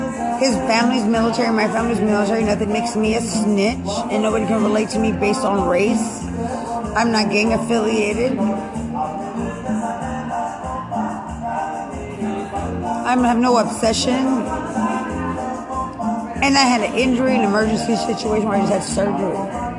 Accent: United States; I'm from America. You don't shun me like I don't belong.

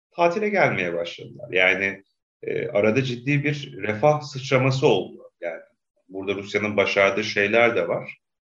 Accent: Black Sea Region, Turkey; Karadeniz'de hatırlıyorum çocukluğumda

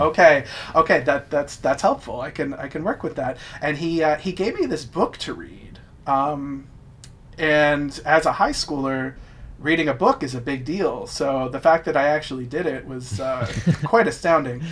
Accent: New Jersey, United States; I'm from South Jersey

